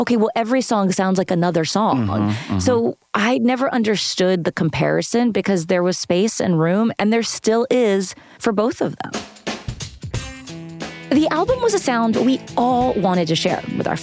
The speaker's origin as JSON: {"language": "English", "town": "Fort Worth", "region": "Texas", "country": "United States", "tie": "born or raised there", "said": "as a young Latina growing up in Fort Worth, Texas"}